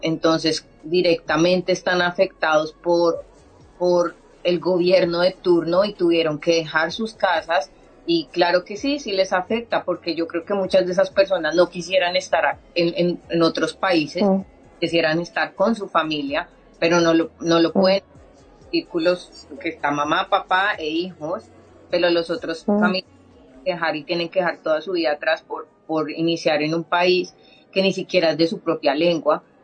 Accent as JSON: {"language": "Spanish", "country": "Colombia", "moved": "yes", "said": "somos colombianas"}